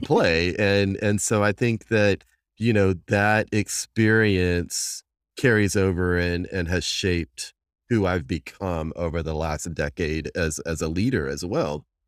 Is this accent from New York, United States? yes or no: no; Texas, United States; I'm a Texan from, from day one, born and bred here